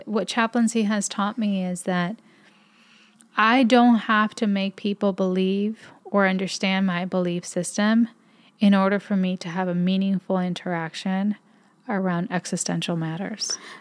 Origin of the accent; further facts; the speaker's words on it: Puerto Rico; as a Puerto Rican.